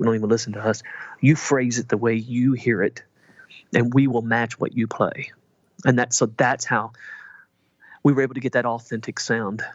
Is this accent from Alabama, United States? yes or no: no; Southern Indiana, United States; I'm originally from Southern Indiana